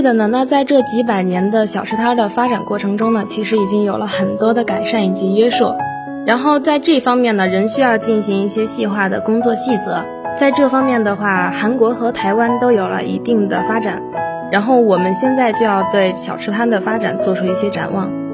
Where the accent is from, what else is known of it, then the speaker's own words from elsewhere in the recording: northern China, China; 因为我是北方人嘛